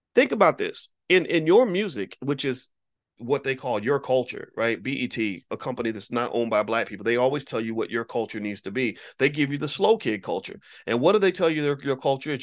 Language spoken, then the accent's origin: English; Louisville, Kentucky, United States; in Louisville, Kentucky, my hometown